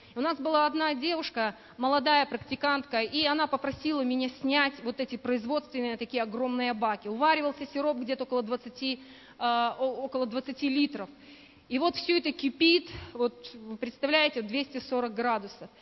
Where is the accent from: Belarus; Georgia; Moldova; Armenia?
Belarus; moved away as an adult; now in Buryatia, Russia; я сама родом из Белоруссии